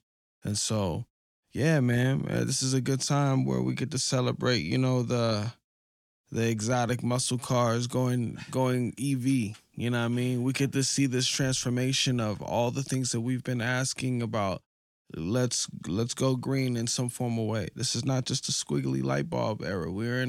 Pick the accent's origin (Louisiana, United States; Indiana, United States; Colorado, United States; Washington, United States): Colorado, United States; Denver; I'm from Denver, but, you know, coming closer to the mountains is like, it feels beautiful, you know?